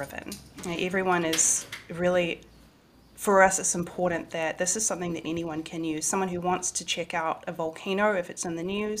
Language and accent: English; New Zealand; moved away as an adult; also born or lived in Washington, D.C., United States; Back in my hometown, I moved home last year to be with family